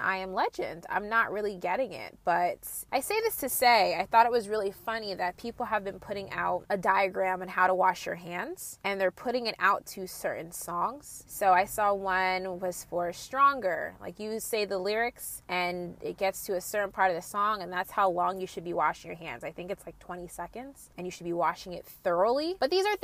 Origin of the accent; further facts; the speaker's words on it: New Jersey, United States; I'm from Jersey and I was kind of sheltered